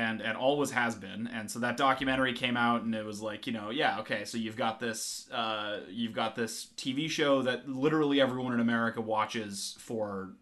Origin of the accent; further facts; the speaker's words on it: the Northwest, Pacific Northwest, United States; we grew up here in the Northwest